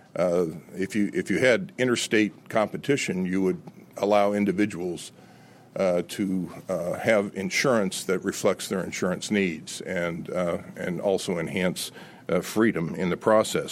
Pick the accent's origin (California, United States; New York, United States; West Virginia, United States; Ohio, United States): California, United States; Los Angeles; now in Virginia, United States; I grew up in Los Angeles uh, in the 50s